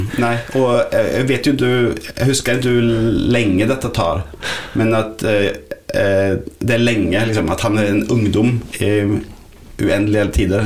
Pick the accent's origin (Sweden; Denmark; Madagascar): Sweden; Norwegian is a second language; now in Norway; jeg er svensk.